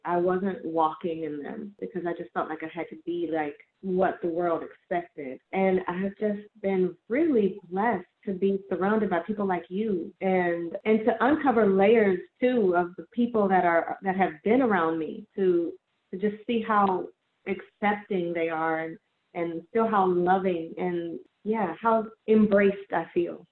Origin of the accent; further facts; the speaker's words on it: New Orleans, Louisiana, United States; I'm from New Orleans